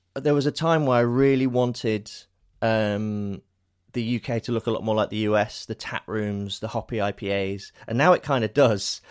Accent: Lincolnshire, East Midlands, United Kingdom; moved away as an adult; now in London, United Kingdom; we're both from Lincolnshire in the U K. I've lived in London for fifteen years

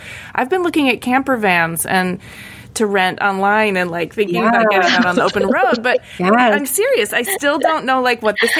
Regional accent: Michigan, United States; growing up in Michigan

